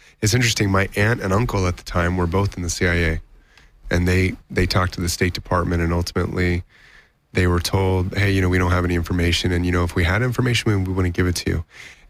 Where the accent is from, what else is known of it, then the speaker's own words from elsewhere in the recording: Taiwan; born there; I was born in Taiwan.